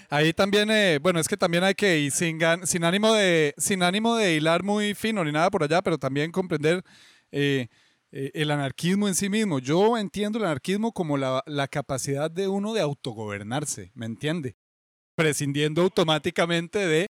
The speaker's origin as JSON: {"language": "Spanish", "country": "Costa Rica", "also_born_or_lived": "Colombia", "moved": "yes", "said": "Yo soy tico, pero eh, viví 10 años allá"}